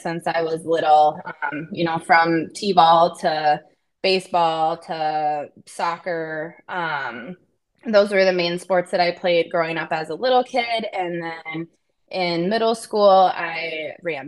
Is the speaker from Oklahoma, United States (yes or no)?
no; Hastings, Minnesota, United States; moved away as an adult; also born or lived in Kansas / Edina, Minnesota; now in Boston, United States; I was born in Kansas, actually. And I lived there until the middle of third grade, which is when I moved to Hastings